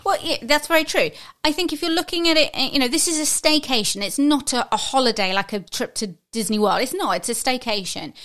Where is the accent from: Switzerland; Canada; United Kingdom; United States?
United Kingdom; as Brit